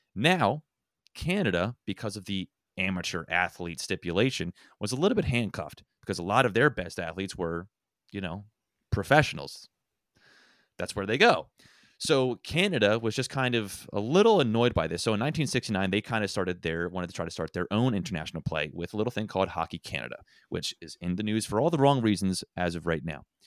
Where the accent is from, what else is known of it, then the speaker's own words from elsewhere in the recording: Philadelphia, Pennsylvania, United States; I'm from Philadelphia